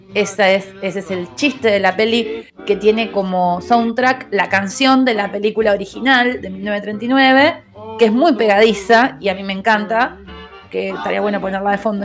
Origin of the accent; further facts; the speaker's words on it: Argentina; somos de acá, de Argentina